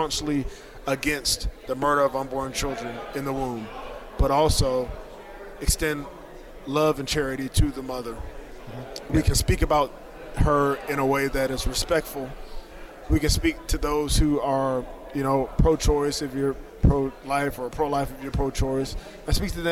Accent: Norfolk, Virginia, United States; I grew up in Norfolk, Virginia

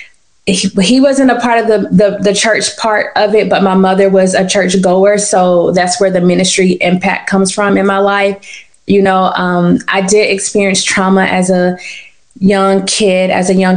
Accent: Tallahassee, Florida, United States; also born or lived in Pensacola, Florida; we just were all born and raised in Tallahassee.

